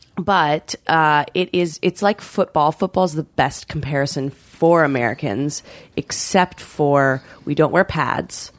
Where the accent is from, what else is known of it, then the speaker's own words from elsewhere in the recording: British Columbia, Canada; I grew up in Canada